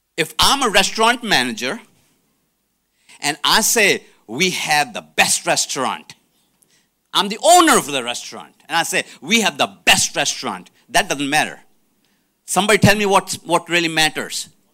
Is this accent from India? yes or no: yes; India; moved away; I'm from India